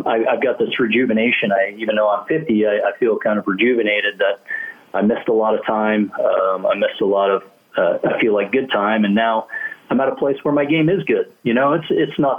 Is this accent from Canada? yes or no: yes; Canada; as a kid growing up in Canada